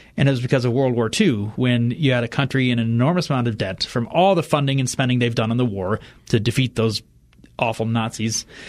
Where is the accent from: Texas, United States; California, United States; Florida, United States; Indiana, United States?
Indiana, United States; Fort Wayne; moved away; my hometown of Fort Wayne, Indiana